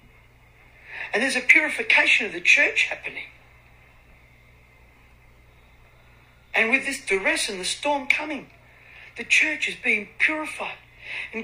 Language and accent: English; Australia; I'm from Australia